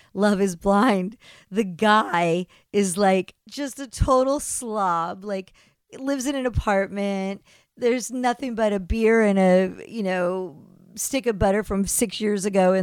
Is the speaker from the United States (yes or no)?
yes; East Coast, United States; growing up on the East Coast